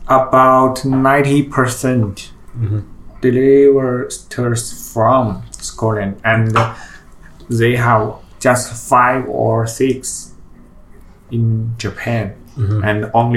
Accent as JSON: {"language": "English", "country": "China", "second_language": "English", "said": "from China, now in Guangzhou"}